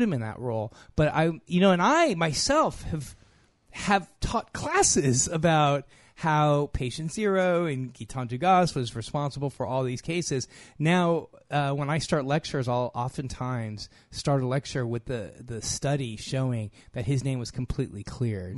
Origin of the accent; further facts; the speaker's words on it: United States; I'm from the U S, so I'm not from Morocco